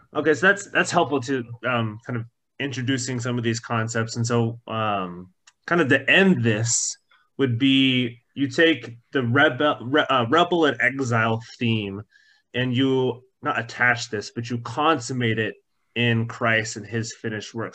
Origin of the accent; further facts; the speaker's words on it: Orange County, California, United States; Growing up in Orange County